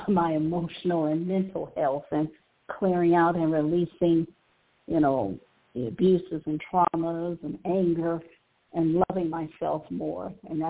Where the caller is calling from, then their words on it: Cleveland, Ohio, United States; I'm calling from Cleveland, Ohio.